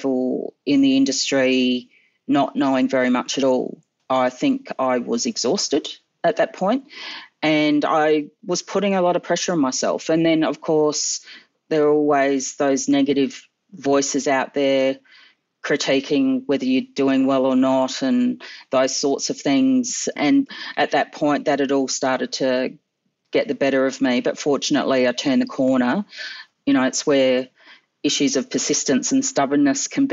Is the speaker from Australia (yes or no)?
yes; Adelaide, South Australia, Australia; I grew up in Adelaide watching Aussie Rules footy